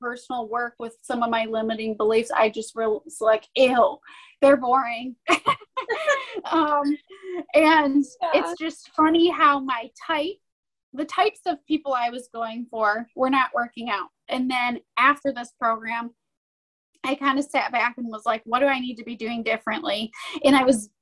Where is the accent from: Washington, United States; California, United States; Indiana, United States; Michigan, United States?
Michigan, United States; I'm from Michigan, and I'm 31 years old